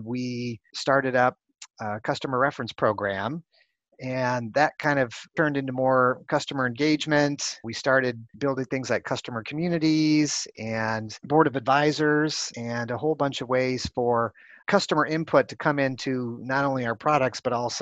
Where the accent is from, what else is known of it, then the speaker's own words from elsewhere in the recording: Chicago, Illinois, United States; moved away as an adult; also born or lived in California; now in Silicon Valley, United States; I started off growing up in the Midwest in Chicago